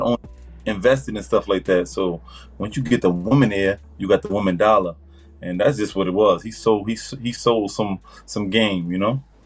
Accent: New York City, New York, United States; moved away as an adult; now in New Jersey, United States; I'm um, really from Far Rockaway, Queens, New York

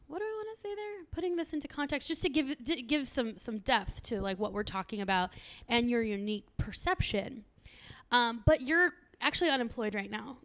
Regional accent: San Diego, California, United States; growing up in San Diego, we're very close to Tijuana

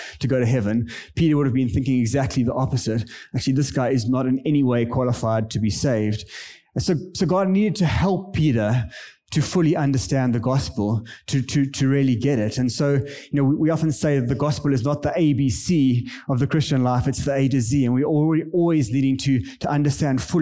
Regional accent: South Africa; moved away as an adult; now in Kenya; I am a South African. I grew up in the apartheid area in South Africa.

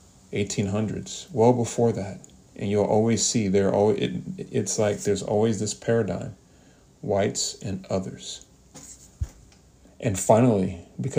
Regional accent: United States; We as a people that represent the United States of America

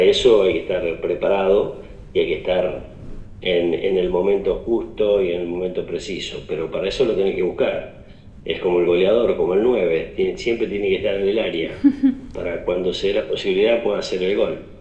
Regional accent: Justiniano Posse, Córdoba, Argentina; now in Justiniano Posse, Argentina; somos justamente de Justiniano Pose

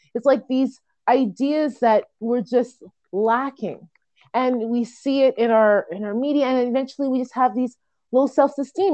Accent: Jamaica; I'm a Jamaican female

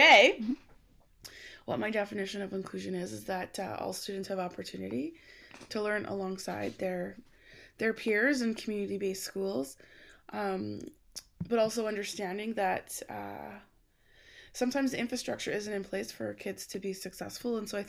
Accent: Alberta, Canada; So I grew up in Alberta, Canada

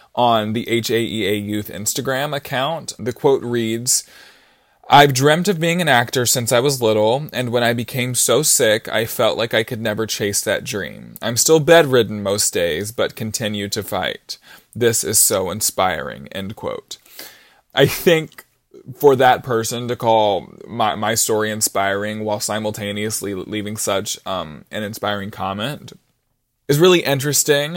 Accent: Brunswick, Georgia, United States; I'm from Brunswick, Georgia, and I'm eighteen years old

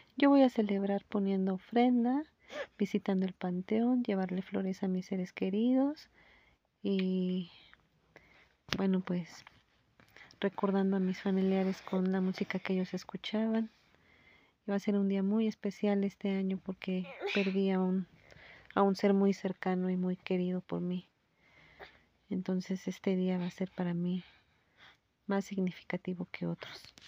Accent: Mexico; nuestras tradiciones mexicanas

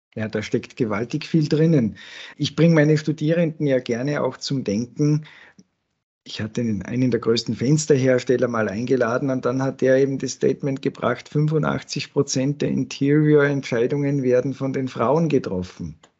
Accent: Salzburg, Austria; als Salzburger

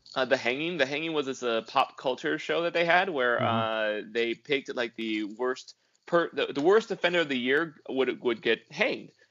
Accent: California, United States; I'm Californian

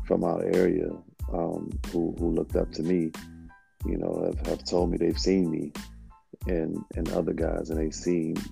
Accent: Riverdale, United States; growing up in Riverdale

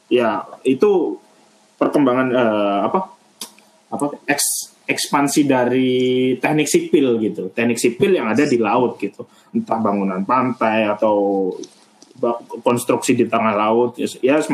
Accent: Java, Indonesia; Aku wong Jawa aslinya.

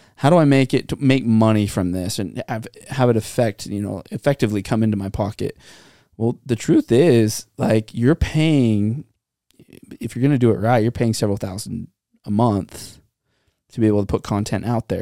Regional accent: Santa Clara, California, United States; Growing up in Santa Clara

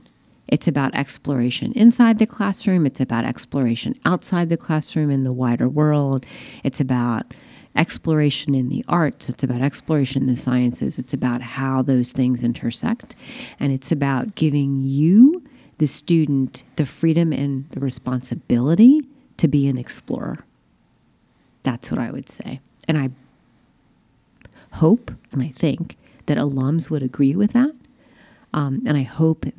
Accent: Eastern Shore of Maryland, United States; now in Montclair, United States; I'm from Maryland, but I'm from the Eastern Shore of Maryland

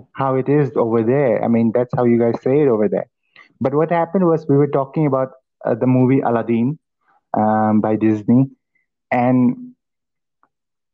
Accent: India; I'm from India

